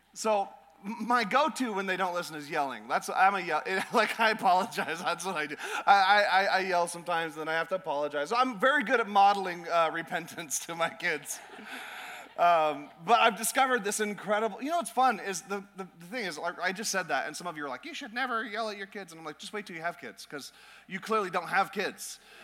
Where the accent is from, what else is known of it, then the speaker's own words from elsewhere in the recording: Alaska, United States; moved away; I'm from Alaska, so I, I enjoy the, the cold.